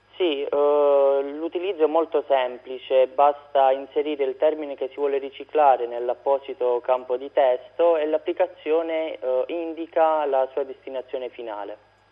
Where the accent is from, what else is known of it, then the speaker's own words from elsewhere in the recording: Rotondella, Basilicata, Italy; nel mio paese, Rotondella, in provincia di, di Matera